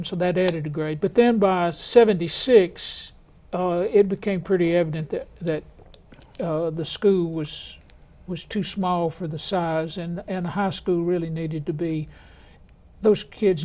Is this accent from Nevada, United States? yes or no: no; Anderson County, Tennessee, United States; moved away as an adult; also born or lived in Knoxville, Tennessee / Murfreesboro, Tennessee; now in Williamson County, United States; I was born in Knox County in 1947, St. Mary's Hospital. But I grew up in Anderson County